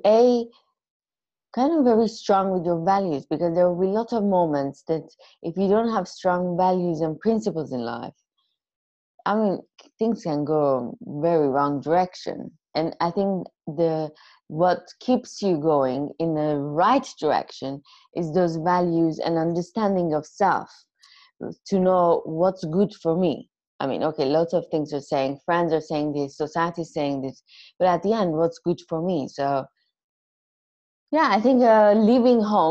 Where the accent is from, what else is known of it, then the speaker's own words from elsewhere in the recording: Iran; I'm Armenian from Iran